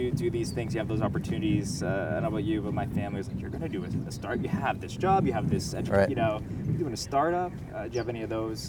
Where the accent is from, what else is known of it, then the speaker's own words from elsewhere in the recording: Boston, Massachusetts, United States; both Boston guys.